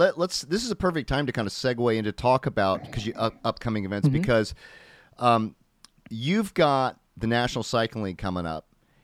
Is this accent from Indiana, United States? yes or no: yes; Indiana, United States; I grew up in Indiana